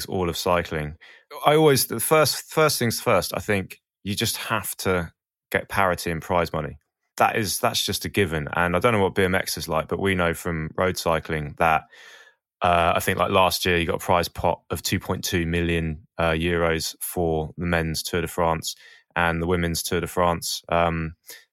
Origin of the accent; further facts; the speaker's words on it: Portsmouth, South East England, United Kingdom; I'm from Portsmouth. Portsmouth had the biggest concrete skate park in Europe for a long time. So I had some good skaters down there